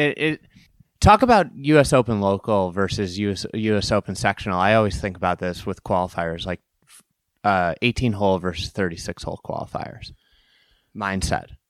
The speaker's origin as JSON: {"language": "English", "region": "Illinois", "country": "United States", "said": "We're both from Illinois."}